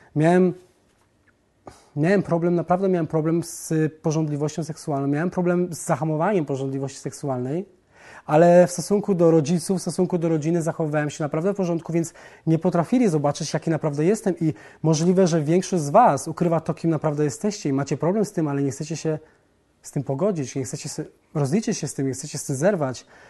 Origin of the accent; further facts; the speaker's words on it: southern Poland, Poland; Wychowałem się i urodziłem w Polsce na południu jako katolik